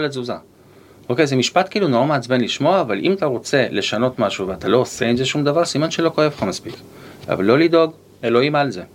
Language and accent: Hebrew; Haifa, Haifa District, Israel; גדלתי בשכונה בעייתית, בחיפה